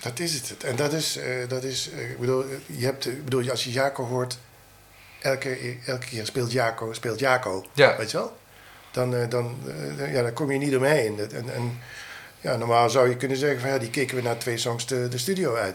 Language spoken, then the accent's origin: Dutch; Roermond, Limburg, Netherlands; also born or lived in Germany; ik kom uit Roermond